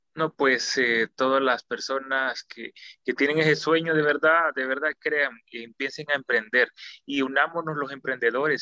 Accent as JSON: {"language": "Spanish", "country": "El Salvador", "said": "somos salvadoreños"}